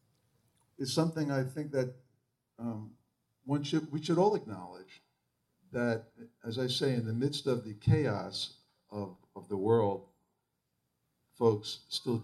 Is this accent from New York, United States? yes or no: yes; New York and Long Island, United States; I grew up in New York and Long Island